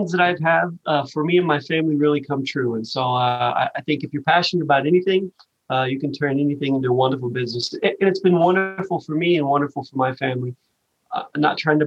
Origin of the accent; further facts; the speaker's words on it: Western Kentucky, United States; I grew up in Western Kentucky, right? So really, really small towns in Western Kentucky